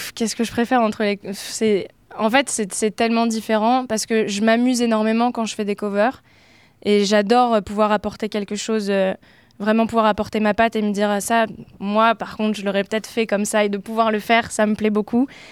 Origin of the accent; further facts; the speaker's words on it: Oise, Picardy, Hauts-de-France, France; moved away as an adult; now in Paris, France; je suis originaire de Picardie, j'ai grandi dans l'Oise et je suis arrivée sur Paris pour mes études il y a quelques années